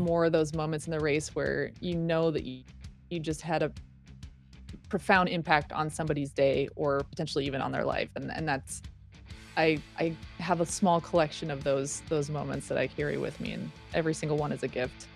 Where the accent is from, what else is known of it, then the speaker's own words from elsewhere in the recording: Reno, Nevada, United States; I grew up in Reno, Nevada